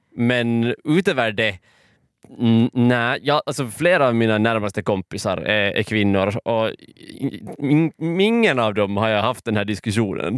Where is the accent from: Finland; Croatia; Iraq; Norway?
Finland; jag är finlandssvensk